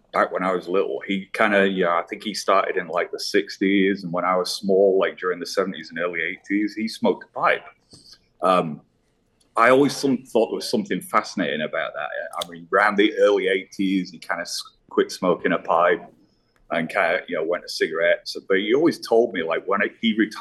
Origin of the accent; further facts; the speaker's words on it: Leeds, Yorkshire and the Humber, United Kingdom; accent: British; moved away as an adult; now in United States; originally I'm from Leeds, West Yorkshire in England. I grew up there